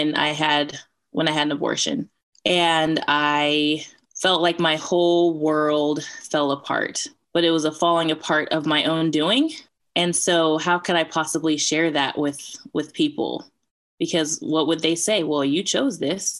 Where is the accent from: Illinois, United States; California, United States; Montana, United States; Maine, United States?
California, United States; Bay Area; also born or lived in outside Atlanta, Georgia; now in Atlanta, United States; I'm from the Bay Area, California, but currently live outside of Atlanta, Georgia.